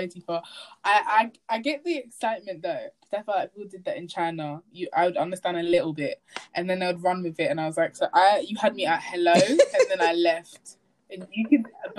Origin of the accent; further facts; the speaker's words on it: England, United Kingdom; I'm from England